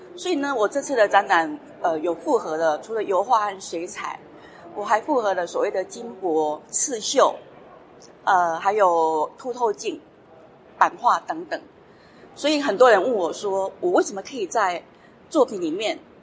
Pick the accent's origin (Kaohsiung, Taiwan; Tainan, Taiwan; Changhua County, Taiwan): Changhua County, Taiwan; Shengang; moved away; 我本身呢是出生于彰化县深港乡，海边长大的一个孩子